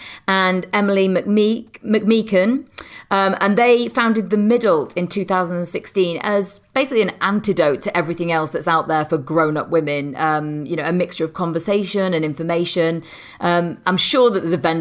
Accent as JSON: {"language": "English", "country": "United Kingdom", "said": "I'm British"}